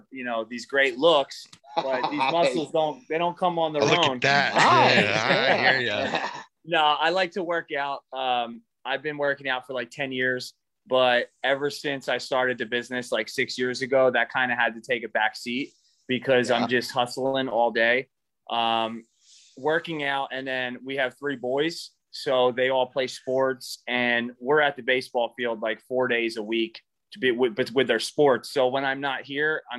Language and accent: English; Philadelphia, Pennsylvania, United States; I'm from Philly